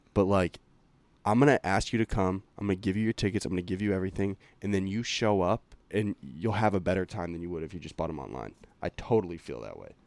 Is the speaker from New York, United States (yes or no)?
no; Lincoln, Massachusetts, United States; we grew up in Lincoln, Mass